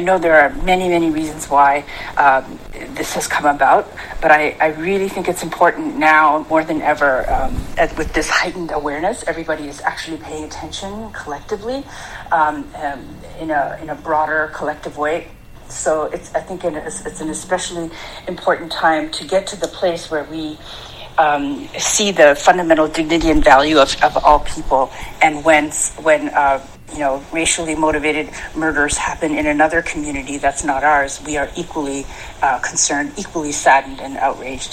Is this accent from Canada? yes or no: yes; Canada; I grew up in Canada, where in a small town